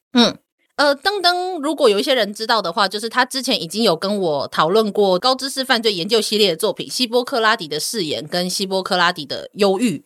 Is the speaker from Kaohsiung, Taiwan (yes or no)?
yes; Kaohsiung, Taiwan; 我是高雄人